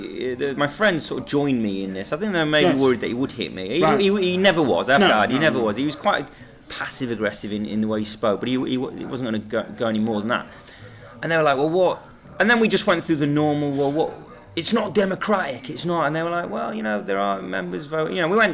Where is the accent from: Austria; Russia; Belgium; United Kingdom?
United Kingdom; I'm British.